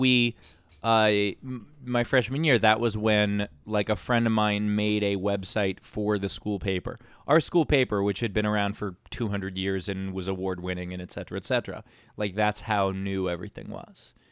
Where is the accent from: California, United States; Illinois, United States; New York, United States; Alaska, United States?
New York, United States; New York City; I'm born and raised in Queens